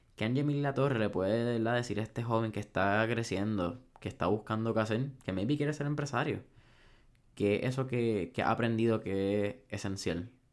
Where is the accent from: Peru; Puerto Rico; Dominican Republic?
Puerto Rico; como sociedad puertorriqueña